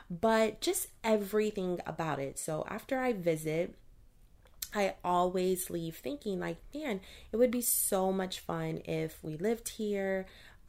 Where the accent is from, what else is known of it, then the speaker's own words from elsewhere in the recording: Baton Rouge, Louisiana, United States; So, again, I am originally from Louisiana, Baton Rouge to be exact. I love everything about the state.